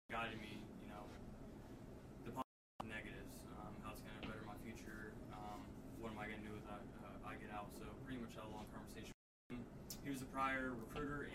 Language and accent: English; Tavares, Florida, United States; now in Texas, United States; grew up in Tavares, Florida, living in Texas